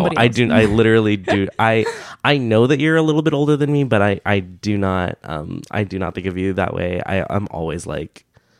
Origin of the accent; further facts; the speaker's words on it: United States; born and raised in America.